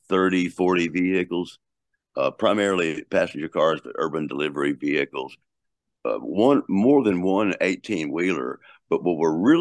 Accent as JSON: {"language": "English", "region": "Texas", "country": "United States", "said": "I'm from Texas"}